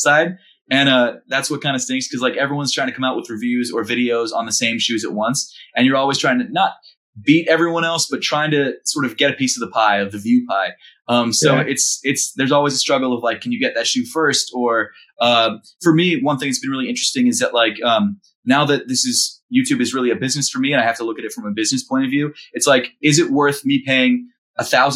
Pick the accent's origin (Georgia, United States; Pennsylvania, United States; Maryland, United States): Maryland, United States; Baltimore; also born or lived in New York; now in Philadelphia, United States; I'm from Baltimore originally